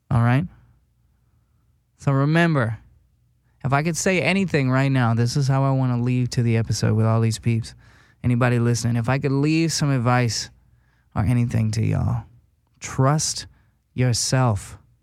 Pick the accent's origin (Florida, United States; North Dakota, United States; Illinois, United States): North Dakota, United States; West Fargo; moved away as an adult; now in Los Angeles, United States; I'm from West Fargo, North Dakota. Tiny fucking town.